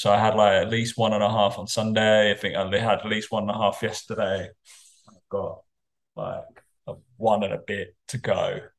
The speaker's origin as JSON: {"language": "English", "country": "United Kingdom", "said": "we're British."}